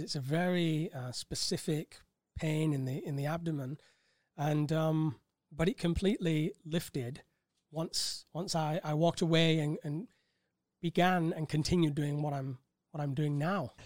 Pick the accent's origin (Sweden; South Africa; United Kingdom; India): United Kingdom; Bolton, North West England; moved away as an adult; also born or lived in Cambridge; now in Thailand; originally born in Bolton, grew up in quite um, a, a, tumultuous time as a child